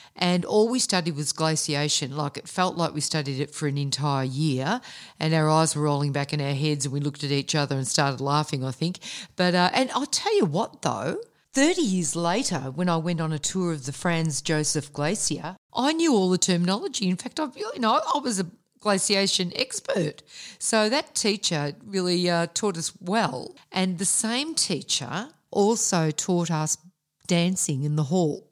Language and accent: English; Melbourne, Victoria, Australia; growing up in Melbourne's western suburbs in the fifties, sixties and seventies, as we did